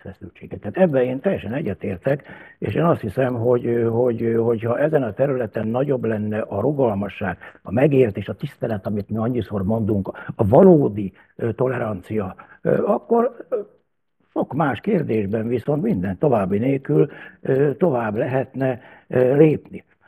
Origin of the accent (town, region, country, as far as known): Hungary